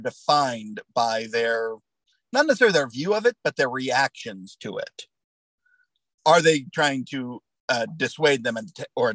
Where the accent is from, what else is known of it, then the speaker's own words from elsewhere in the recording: United States; I'm an American